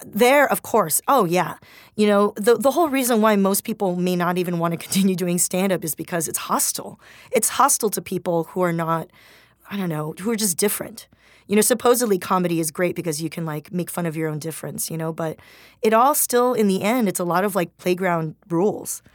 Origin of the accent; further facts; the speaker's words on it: Torrance, California, United States; moved away as an adult; also born or lived in Swarthmore, Pennsylvania; I grew up in Torrance near Gardena where it was majority, like, communities of color